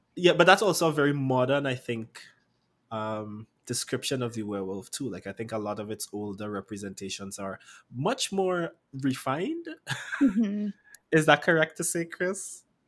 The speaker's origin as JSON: {"language": "English", "country": "Trinidad & Tobago", "said": "I'm a writer, poet, and performer from the lovely Twin Island state of Trinidad"}